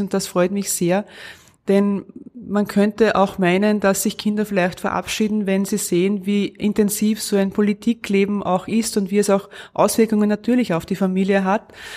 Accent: Lower Austria, Austria; moved away as an adult; now in Innerschwand am Mondsee, Austria; Ich bin ja gebürtig in Niederösterreich

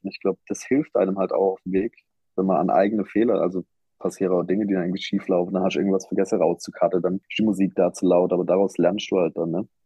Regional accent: Black Forest, Baden-Württemberg, Germany; ich komme ja aus dem Schwarzwald, ich bin im Schwarzwald geboren, ich bin da aufgewachsen

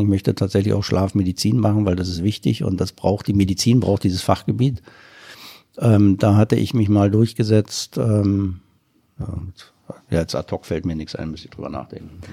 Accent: East Germany, Germany; ich komme ja aus dem Osten

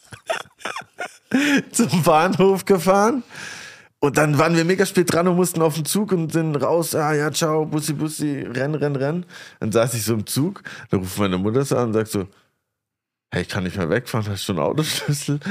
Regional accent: near Grenzach, ten km from Basel, Baden-Württemberg, Germany; Das ist nämlich zwei Dörfer weiter von dem Dorf, wo ich aufgewachsen bin.

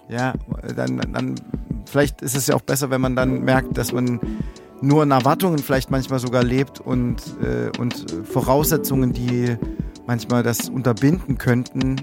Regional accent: Germany; bei uns in Deutschland

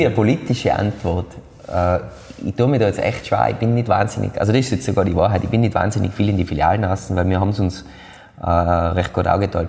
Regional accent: Austria; bei uns in Österreich

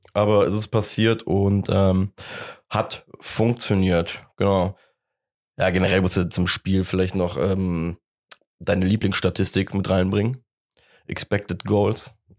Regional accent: Cologne, North Rhine-Westphalia, Germany; sind wir Kölner

